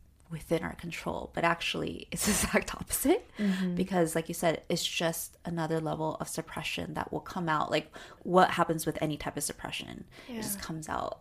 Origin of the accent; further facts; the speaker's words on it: Arcadia, California, United States; our growing up in Arcadia